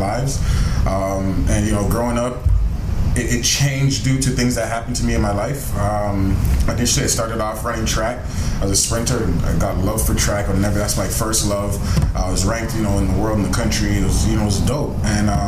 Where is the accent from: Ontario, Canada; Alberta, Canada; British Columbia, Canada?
Ontario, Canada; Toronto; I'm from Toronto, born and raised